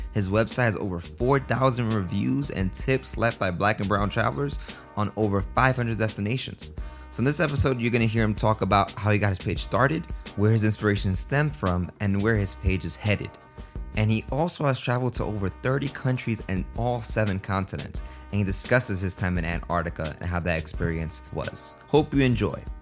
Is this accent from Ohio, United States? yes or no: no; New York, United States; I'm from New York too